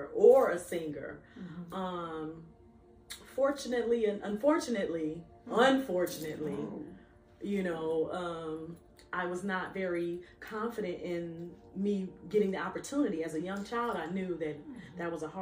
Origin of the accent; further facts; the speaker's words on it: Chicago, Illinois, United States; you're from Chicago